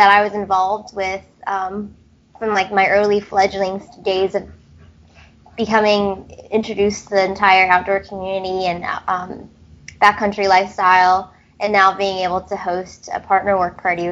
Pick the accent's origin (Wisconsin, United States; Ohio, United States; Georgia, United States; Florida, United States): Florida, United States; Gainesville; I'm originally from Gainesville, Florida. I was born here.